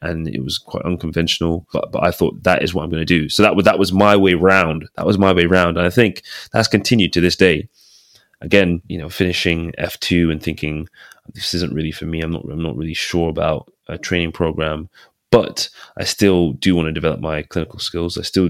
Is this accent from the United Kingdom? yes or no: yes; England, United Kingdom; also born or lived in Aberdeen; I'm British, you know, I'm English